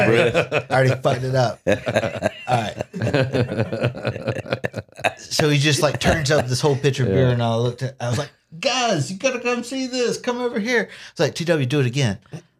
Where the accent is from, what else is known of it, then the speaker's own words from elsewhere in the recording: Waycross, Georgia, United States; Like growing up in Waycross